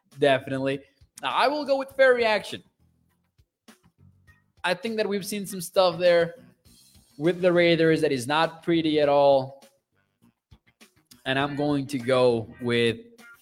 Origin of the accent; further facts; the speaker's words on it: Mexico; moved away; I am from Mexico.